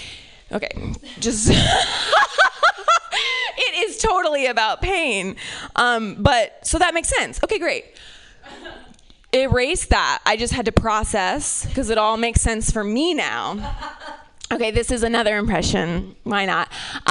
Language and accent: English; Ohio, United States; I'm from Ohio. You have to forgive me, okay? I'm from Ohio.